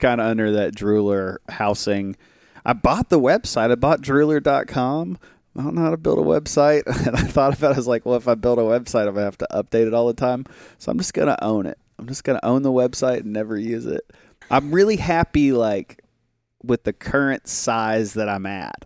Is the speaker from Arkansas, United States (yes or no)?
yes; Little Rock, Arkansas, United States; I'm from Little Rock.